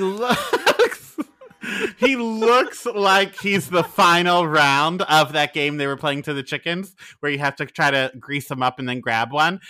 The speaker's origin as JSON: {"language": "English", "town": "Philadelphia", "region": "Pennsylvania", "country": "United States", "said": "I am from Pennsylvania, the Philadelphia side"}